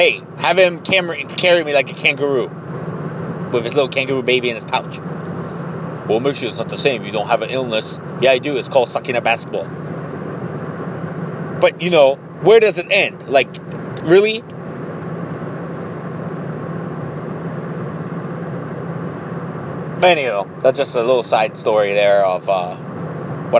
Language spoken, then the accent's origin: English; Ohio, United States; I'm from Ohio